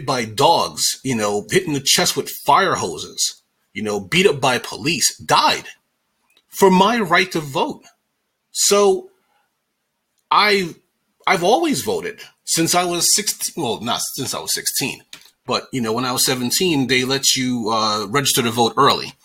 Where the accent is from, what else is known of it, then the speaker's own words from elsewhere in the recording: New York, United States; I'm from New York